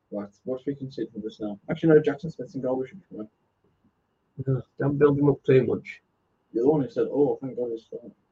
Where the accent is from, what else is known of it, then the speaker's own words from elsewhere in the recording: Worthing, South East England, United Kingdom; I'm from Worthing, about 30 minutes from Crawley.